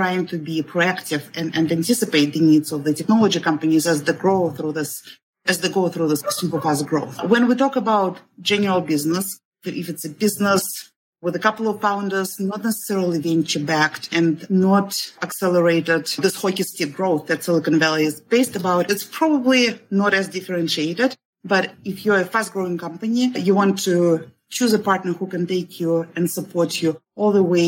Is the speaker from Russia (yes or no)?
yes; Russia; moved away as an adult; now in United States; I'm originally from Russia. So I moved initially in 1998, and that was in the middle of internet bubble.